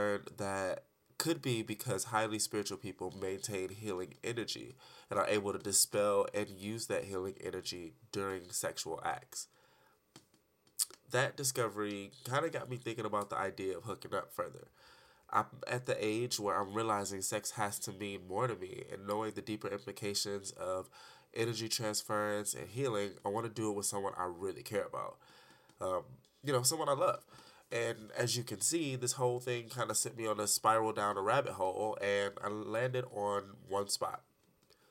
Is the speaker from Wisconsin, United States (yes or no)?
no; Detroit, Michigan, United States; now in Arizona, United States; I'm an artist from Detroit